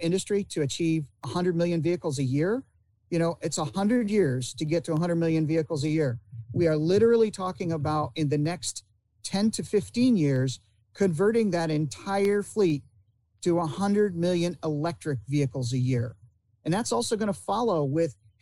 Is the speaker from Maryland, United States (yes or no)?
no; Indiana, United States; also born or lived in Ilion, New York / Michigan; now in Florida, United States; I spent quite a bit of my youth in Indiana, going to school there